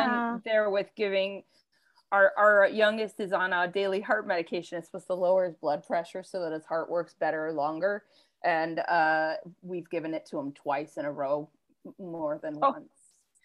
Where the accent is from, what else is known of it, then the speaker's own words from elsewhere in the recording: Minnesota, United States; growing up in Minnesota